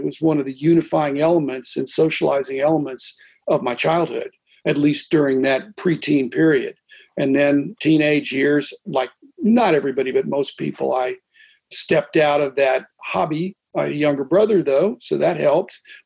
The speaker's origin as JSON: {"language": "English", "town": "Pittsburgh", "region": "Pennsylvania", "country": "United States", "tie": "born or raised there", "said": "I grew up in Pittsburgh"}